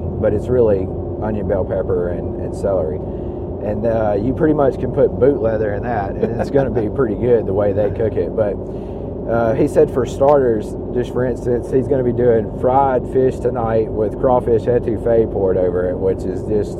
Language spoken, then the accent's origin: English; United States; growing up on the Louisiana line myself and spending a lot of time in Louisiana